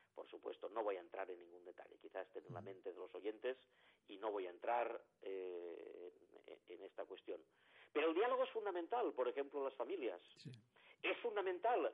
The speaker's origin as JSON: {"language": "Spanish", "region": "Valencian Community", "country": "Spain", "said": "Y yo, como soy valenciano"}